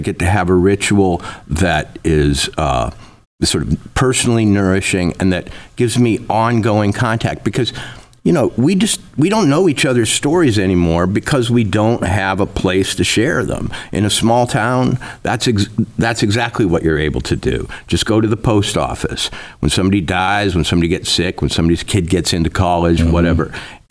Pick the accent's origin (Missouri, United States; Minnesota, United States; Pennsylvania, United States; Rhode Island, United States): Minnesota, United States; now in Livingston, United States; You know, I grew up in Minnesota, and like F. Scott Fitzgerald, everybody dreams of going to the big city